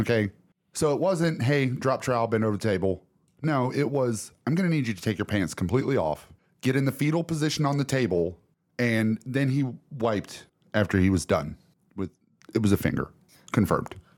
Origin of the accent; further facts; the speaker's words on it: Alabama, United States; I'm from Alabama